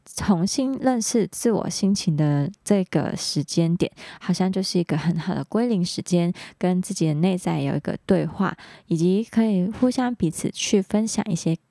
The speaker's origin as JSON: {"language": "Chinese", "country": "Hong Kong", "moved": "as an adult", "lives_now": "Taiwan", "said": "我来自香港"}